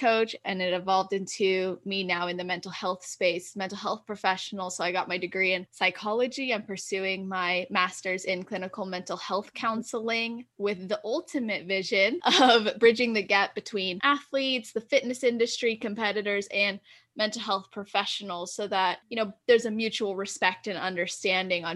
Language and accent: English; California, United States; I was born and raised in Cali, just turned 24 in December, and I live in California